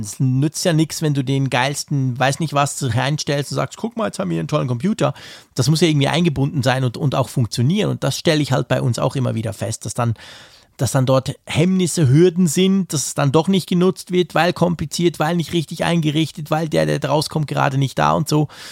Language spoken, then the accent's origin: German; Switzerland; bei uns in der Schweiz